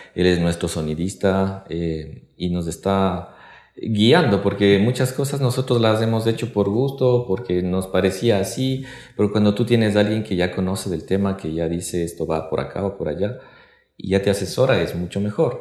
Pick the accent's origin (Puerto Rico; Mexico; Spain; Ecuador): Ecuador; de acá de Quito, del Ecuador